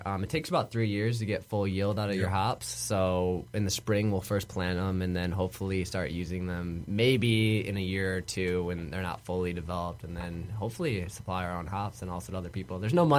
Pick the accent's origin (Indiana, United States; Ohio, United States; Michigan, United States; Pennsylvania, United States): Michigan, United States; Ann Arbor; I grew up in Michigan in Ann Arbor.